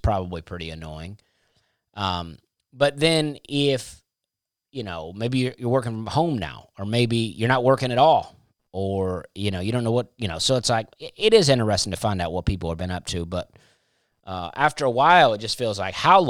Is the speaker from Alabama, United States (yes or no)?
yes; Alabama, United States; I grew up in Alabama